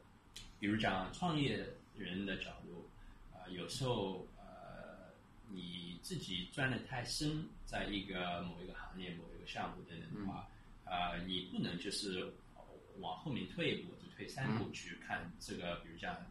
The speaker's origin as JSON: {"language": "Chinese", "region": "Shanghai", "country": "China", "said": "我我我一是觉得我我们上海人是东方的犹太人，"}